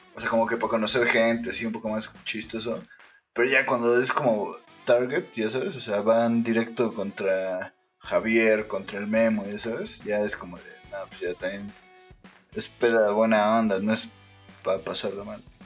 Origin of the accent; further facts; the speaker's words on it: Mexico; como mexicano